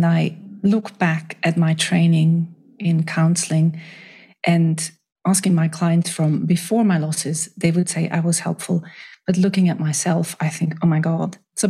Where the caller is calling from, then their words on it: Switzerland; I'm joining from Switzerland.